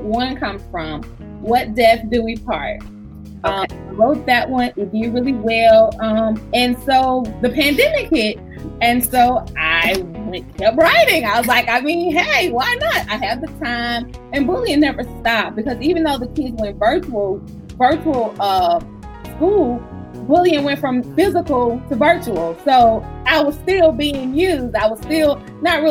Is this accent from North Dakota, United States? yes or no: no; Alabama, United States; now in Georgia, United States; But we are from Alabama in a small town, so everybody knew everybody.